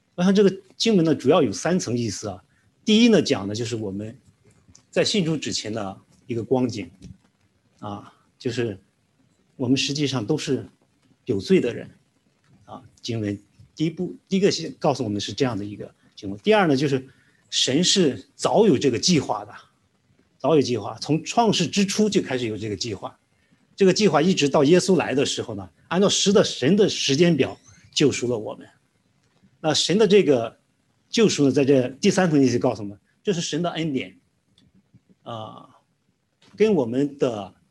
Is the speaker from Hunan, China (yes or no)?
no; Weifang, Shandong, China; moved away as an adult; also born or lived in Qingdao; 我是来自山东青岛的，啊，然后我的父母呢，就是我从小长大的地方是在潍坊